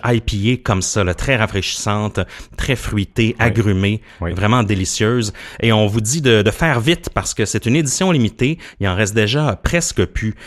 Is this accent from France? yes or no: no; Gaspé, Quebec, Canada; je viens de la Gaspésie, puis je me rappelle à Gaspé, j'allais souvent me, balader